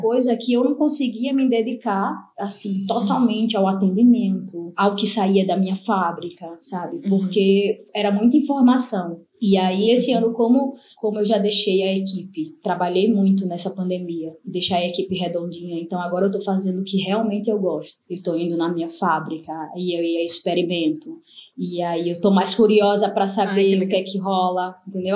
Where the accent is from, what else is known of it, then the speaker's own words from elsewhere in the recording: Maceió, Alagoas, Brazil; also born or lived in Cubatão, São Paulo; eu nasci em Cubatão, né, São Paulo, mas só nasci. E uhum. aí vim morar em Maceió, sou de Maceió